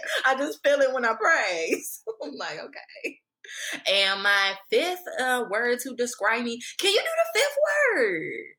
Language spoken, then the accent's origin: English; Maryland, United States; also born or lived in Hampton, Virginia / New Jersey; The interesting thing is where I say Hampton, Virginia, just to be clear, because I was born in Hampton, but shortly after we moved to a couple places, Maryland, New Jersey, back to Maryland. I've been to 12 schools.